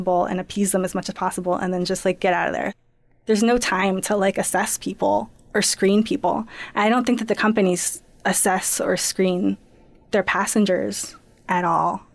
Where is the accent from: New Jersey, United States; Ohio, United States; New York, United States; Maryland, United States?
New Jersey, United States; Princeton; I grew up in Princeton